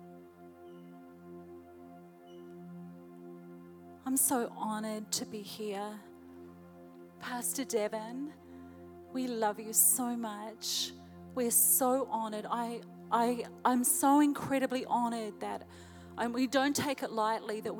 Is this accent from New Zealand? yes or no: yes; New Zealand; moved away as an adult; now in Chattanooga, United States; my husband and I, we're from New Zealand